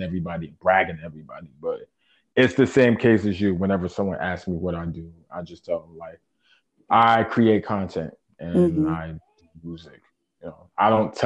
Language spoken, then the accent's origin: English; New York City, New York, United States; born and raised in Brooklyn, New York. Shout out Bushwick, shout out Canarsie